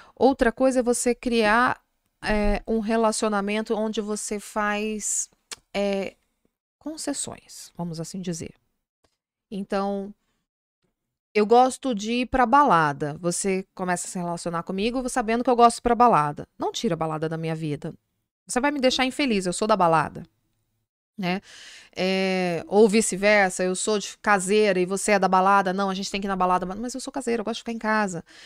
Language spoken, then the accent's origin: Portuguese; Minas Gerais, Brazil; Eu sou mineira